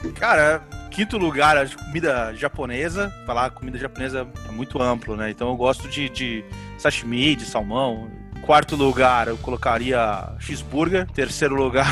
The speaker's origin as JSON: {"language": "Portuguese", "region": "Paraná", "country": "Brazil", "moved": "yes", "said": "Eu, eu, eu sou do Paraná"}